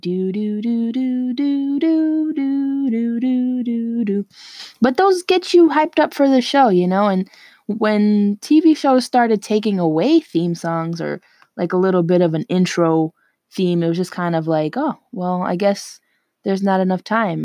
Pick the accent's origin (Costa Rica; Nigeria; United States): United States; New York City, New York; I'm from New York, okay? And when I say New York, I mean New York City